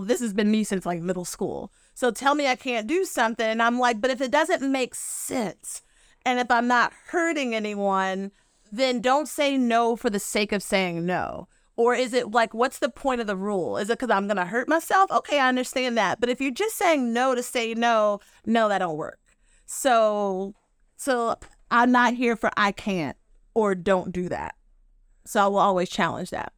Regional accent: Western Kentucky, United States; now in Rhode Island, United States; I'm from Western Kentucky, where we do, where we wear shoes and don't marry our cousins

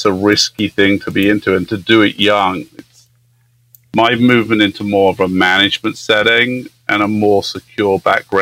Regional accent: England, United Kingdom; moved away as an adult; also born or lived in Southern Africa; now in Yosemite National Park, United States; I grew up in England

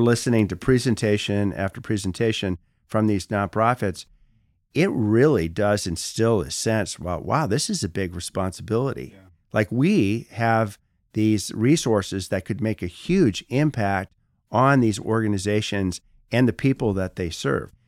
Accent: Petoskey, Michigan, United States; moved away as an adult; also born or lived in Washington, D.C.; go back to Northern Michigan because I came from Petoskey

